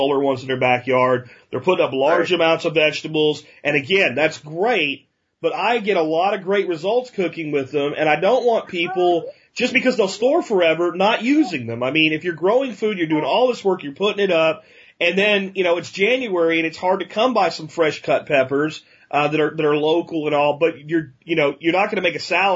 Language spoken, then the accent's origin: English; Pennsylvania, United States; Growing up in Pennsylvania in August when the harvest was heavy from the zucchini, it was a small town